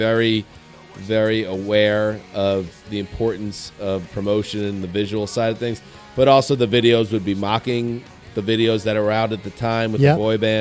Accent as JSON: {"language": "English", "region": "Northeast", "country": "United States", "tie": "born or raised there", "said": "when we were growing up in the Northeast"}